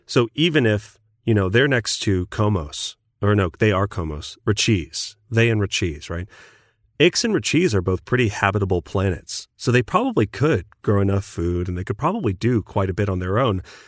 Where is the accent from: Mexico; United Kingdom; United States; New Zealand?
United States; I'm American